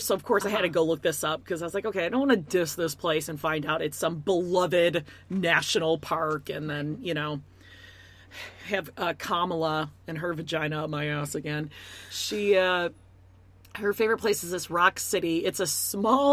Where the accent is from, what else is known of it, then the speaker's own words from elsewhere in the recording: Midwest, United States; I'm from the Midwest